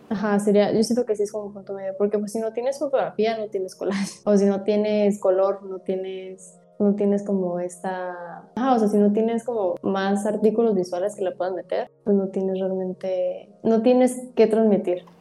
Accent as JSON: {"language": "Spanish", "town": "Tijuana", "region": "Baja California", "country": "Mexico", "said": "Soy de aquí de Tijuana. Todavía he estado aquí en Tijuana"}